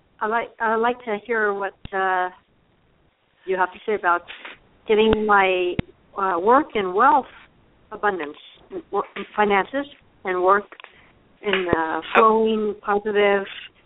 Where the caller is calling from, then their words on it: Arizona, United States; I'm calling from Arizona.